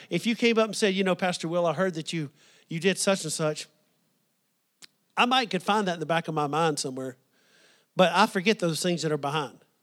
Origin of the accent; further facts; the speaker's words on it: the South, United States; growing up in the South